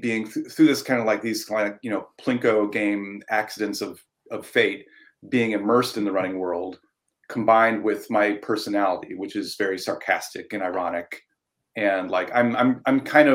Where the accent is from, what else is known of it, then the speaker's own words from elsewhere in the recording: Ohio, United States; moved away as an adult; now in Portland, United States; my hometown in Ohio